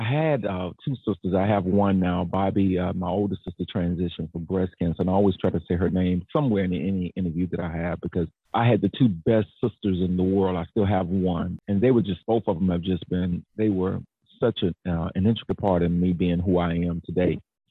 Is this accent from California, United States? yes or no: no; Jacksonville, Florida, United States; moved away as an adult; now in Atlanta, United States; Duval, born and reared in Jacksonville, left Jacksonville to move to Atlanta to go to school, stayed here